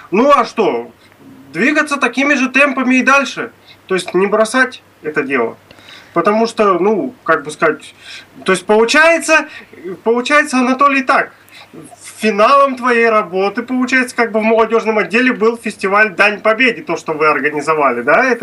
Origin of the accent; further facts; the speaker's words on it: Astrakhan Oblast, Russia; Я из Астраханской области.